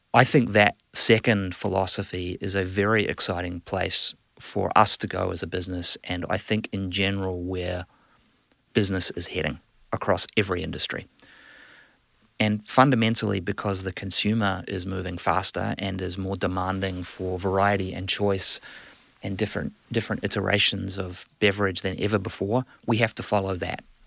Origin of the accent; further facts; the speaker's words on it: New Zealand; moved away; I'm a proud, uh, New Zealander, a Kiwi.